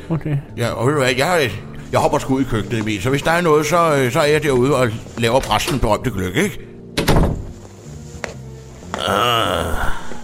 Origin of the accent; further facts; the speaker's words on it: Greenland; derhjemme på Grønland, ikke, der har jeg sådan en øh, julemandens julestol